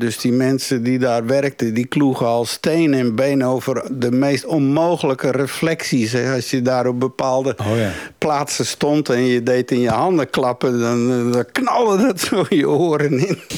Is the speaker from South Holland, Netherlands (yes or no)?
no; Woerden, Utrecht, Netherlands; moved away as an adult; also born or lived in Turkey; now in Belgium; in Nederland bijvoorbeeld, waar ik vandaan kwam, in Woerden